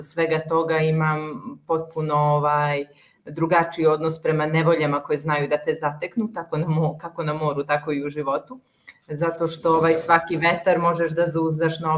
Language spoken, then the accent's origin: Croatian; Kotor, Kotor Municipality, Montenegro; Da, pa rođena sam u, u Kotoru